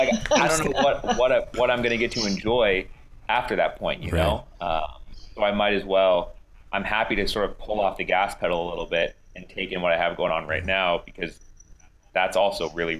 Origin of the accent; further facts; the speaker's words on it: California, United States; I am from California